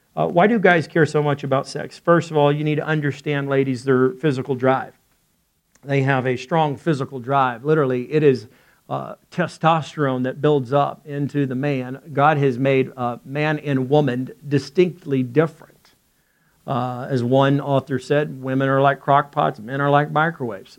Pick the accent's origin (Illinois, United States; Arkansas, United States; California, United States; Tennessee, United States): Arkansas, United States; I'm from Arkansas